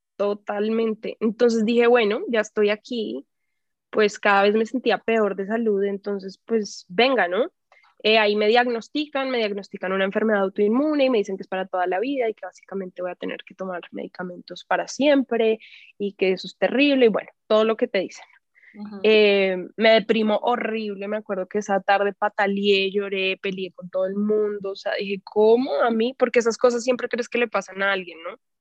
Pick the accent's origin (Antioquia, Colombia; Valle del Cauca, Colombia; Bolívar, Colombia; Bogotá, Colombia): Bogotá, Colombia; moved away as an adult; also born or lived in Mexico City, Mexico; now in Tepoztlán, Mexico; yo soy de Bogotá y crecí en la ciudad, o sea, crecí en el campo un rato porque vivía a las afueras de Bogotá en mi infancia